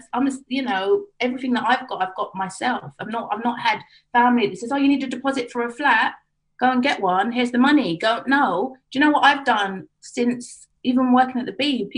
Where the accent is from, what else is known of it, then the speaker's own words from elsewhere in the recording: Harrow, London, United Kingdom; I grew up in Harrow. So I'm from a predominantly white area, Asian area.